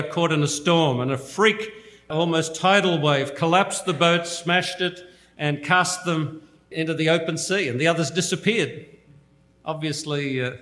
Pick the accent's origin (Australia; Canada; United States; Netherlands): Australia; moved away; I come from Australia